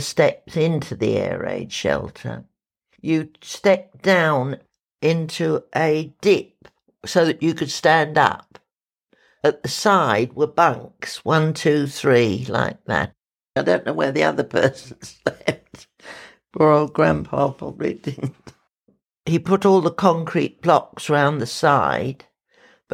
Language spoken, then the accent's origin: English; Ewell, South East England, United Kingdom; I was born in Yewell, Surrey, which is about 15 miles south of London. And we lived in a detached house with a very nice garden